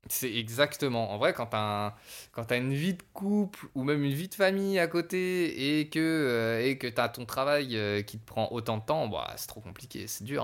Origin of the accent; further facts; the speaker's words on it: Savoie, Auvergne-Rhône-Alpes, France; je suis savoyard